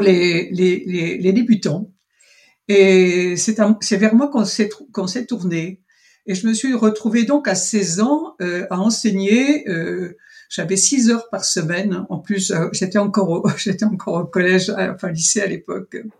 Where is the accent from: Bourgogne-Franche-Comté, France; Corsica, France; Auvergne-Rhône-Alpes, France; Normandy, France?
Normandy, France; Avranches; je suis née en Normandie et précisément à Avranches